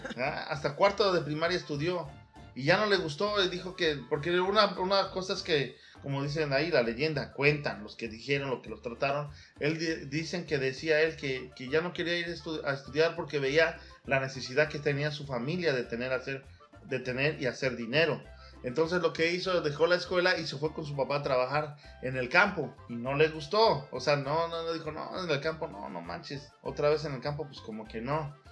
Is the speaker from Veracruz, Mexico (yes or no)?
yes; Huatusco, Veracruz, Mexico; moved away; also born or lived in Mexico City; yo nací en el DF, pero también me fui a Huatusco, Veracruz